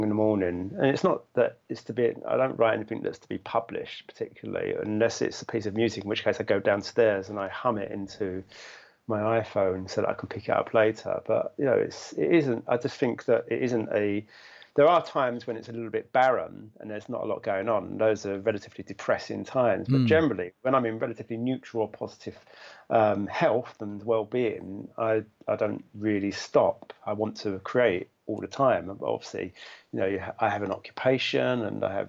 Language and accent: English; London, United Kingdom; I grew up in London